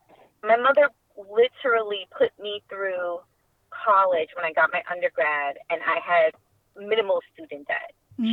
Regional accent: Queens, New York, United States; Growing up in before my mother made the decision to relocate us there, her siblings had already made the decision for themselves. So we already had some of her siblings creating roots in Quee

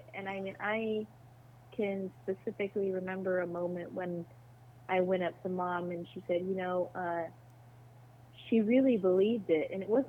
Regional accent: Arizona, United States; Okay. In southern Arizona. Okay. It's near Fort Huachuca.

